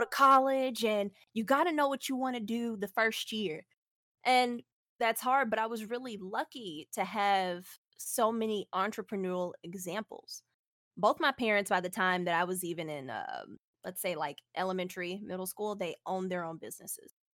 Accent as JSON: {"language": "English", "town": "Houston", "region": "Texas", "country": "United States", "said": "I'm from Space City"}